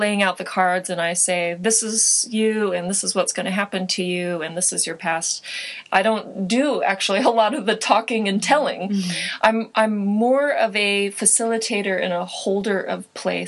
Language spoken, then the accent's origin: English; Joshua Tree, California, United States; moved away; also born or lived in San Francisco, California; I hail from Joshua Tree, California, which is a small desert town